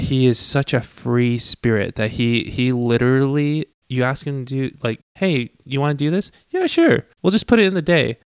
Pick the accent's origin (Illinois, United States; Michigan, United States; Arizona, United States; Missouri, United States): Arizona, United States; Tucson; first language Cantonese; English is a second language; I was from Tucson, Arizona. Thank you very much. But I mean, my first language was definitely Cantonese.